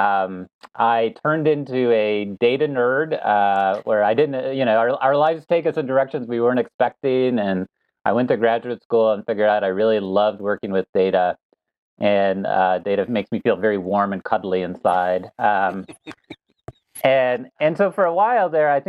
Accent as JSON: {"language": "English", "town": "Ann Arbor", "region": "Michigan", "country": "United States", "tie": "born or raised there", "said": "I grew up in the Ann Arbor area"}